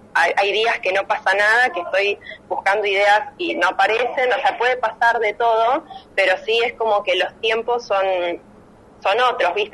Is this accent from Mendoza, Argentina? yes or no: no; La Plata, Buenos Aires Province, Argentina; moved away as an adult; now in Buenos Aires, Argentina; yo soy platense y cuando decidí mudarme a Capital